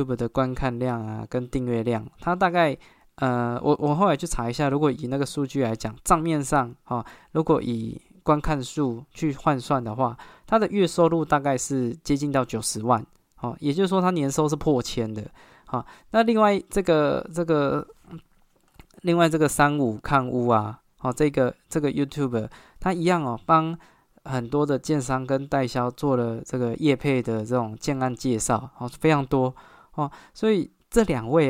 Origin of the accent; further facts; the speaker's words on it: Taiwan; 所以我觉得买房是一个身为台湾人一个一一身为台湾人就会面对到的一个焦虑啊。